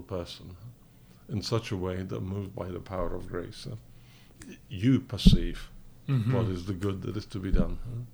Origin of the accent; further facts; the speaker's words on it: London, United Kingdom; moved away; also born or lived in Poland; I was born in England of Polish parents, of political emigres.